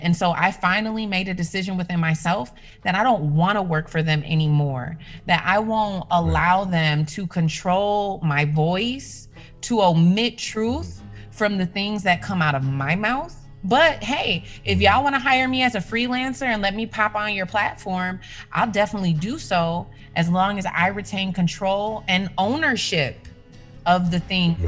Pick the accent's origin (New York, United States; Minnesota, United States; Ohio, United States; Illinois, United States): Minnesota, United States; Minneapolis; I tried to get hired at the mainstream media stations in my hometown because uh, I was working uh, two hours north of my hometown. So I came back to the cities